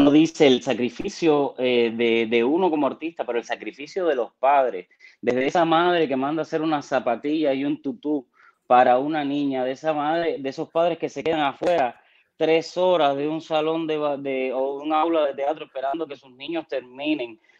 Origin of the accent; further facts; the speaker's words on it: Havana, Cuba; moved away; also born or lived in Guanabacoa / Matanzas; nací en Guanabacoa y me mudé rápido, mi mamá se mudó para, para Santo Suárez. Entonces, toda mi infancia la hice en Santo Suárez